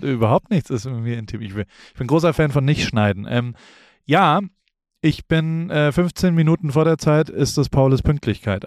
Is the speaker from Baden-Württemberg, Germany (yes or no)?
yes; Heidelberg, Baden-Württemberg, Germany; moved away; der in Heidelberg groß geworden ist, in, in Neuenheim aufgewachsen ist